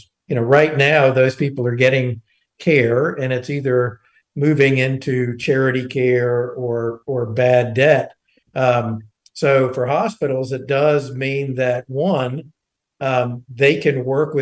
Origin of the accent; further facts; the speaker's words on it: Eastern North Carolina, United States; I grew up in Eastern North Carolina and went to Pitt County schools